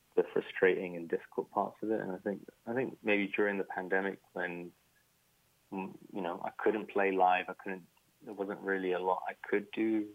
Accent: United Kingdom; when you are British, Iraqi, or you know, you're any kind of Western and some kind of Arab, you know, and growing up in the Western you're always conflicted

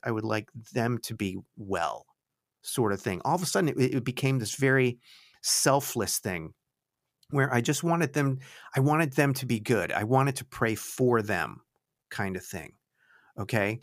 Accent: Florida, United States; also born or lived in Connecticut; we moved from Connecticut to Florida in nineteen seventy, well, late seventy-eight, the beginning of s, nineteen seventy-nine

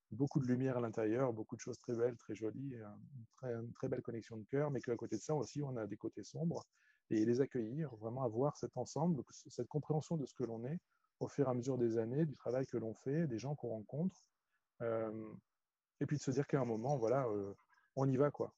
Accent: France; also born or lived in China

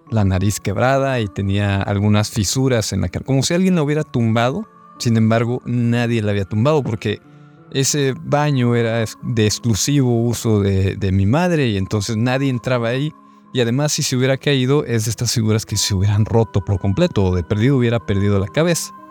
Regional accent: Monterrey, Nuevo León, Mexico; Hola amigos de Sociedad Secreta … soy de Monterrey y quiero compartirles mi anécdota. Yo cuando era niño em, en casa de mis padres viví diferentes momentos de terror paranormales

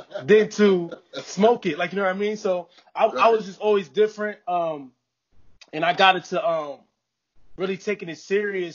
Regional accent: New Haven, Connecticut, United States; I'm from New Haven, Connecticut

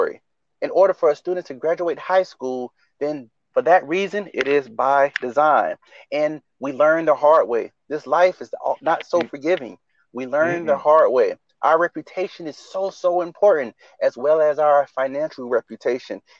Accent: Riviera Beach, Florida, United States; grew up in Riviera Beach, Florida.

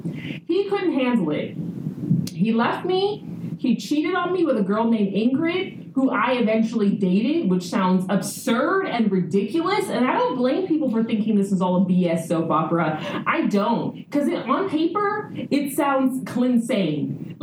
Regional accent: California, United States; But anyway, I went back home to America, born and raised in California, you know, South Central Hyde Park.

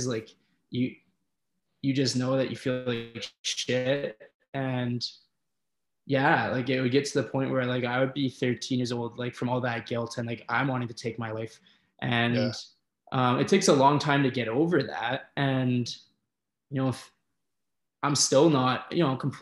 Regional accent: Red Deer, Alberta, Canada; growing up in Red Deer, where there's not an awful lot of things

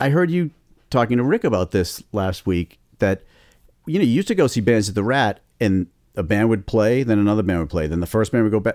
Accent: Boston, Massachusetts, United States; my hometown

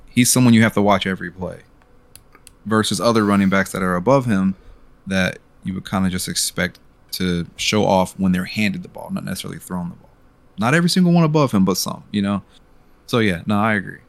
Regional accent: Cincinnati, Ohio, United States; we are local boys

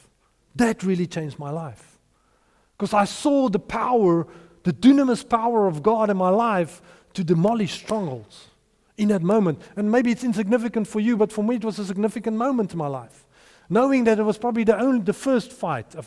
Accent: Potchefstroom, North West, South Africa; my hometown, in Potchefstroom.

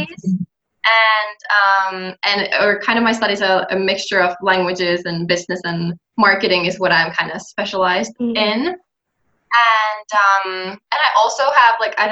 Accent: Finland; English is a second language; I'm from Finland

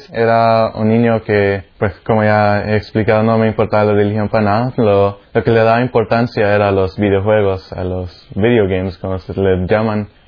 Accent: Canada; also born or lived in El Salvador; Pues yo nací en El Salvador, un país ahí debajo de Guatemala que está debajo de México. Y pues a los ocho años me mudé a Canadá con mis padres y mis tres hermanas.

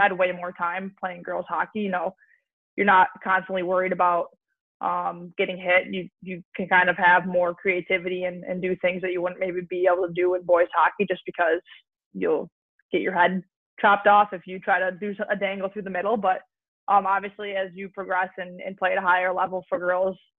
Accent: Buffalo, New York, United States; also born or lived in Boston; I'm from Buffalo, so I moved back to Buffalo after college.

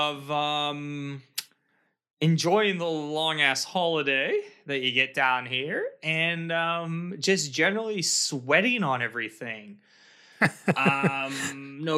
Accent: Canada; moved away; when I was growing up in Canada, I used to be really involved in snowboarding

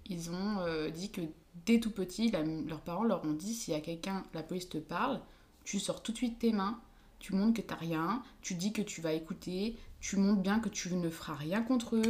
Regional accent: France; also born or lived in Switzerland / Lyon; je suis française

